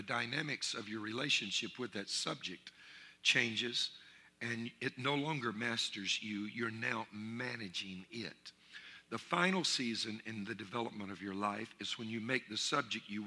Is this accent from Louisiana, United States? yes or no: yes; Louisiana, United States; I'm from Louisiana, and I'm Cajun